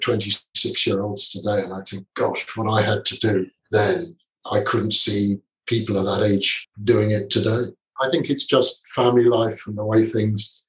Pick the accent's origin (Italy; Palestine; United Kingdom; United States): United Kingdom; London; moved away as an adult; now in Singapore; I'm a clerk from London